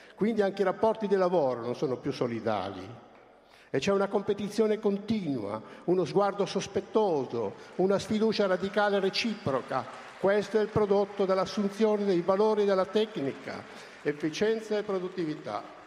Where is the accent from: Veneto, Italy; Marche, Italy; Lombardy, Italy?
Lombardy, Italy; io non sono colpevole di essere nato in Lombardia